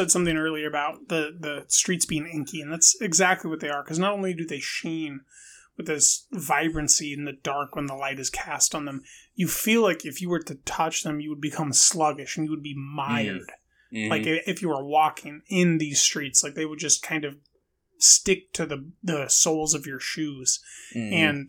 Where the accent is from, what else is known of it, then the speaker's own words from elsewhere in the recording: Bronx, New York, United States; I'm from the Bronx, New York, you know.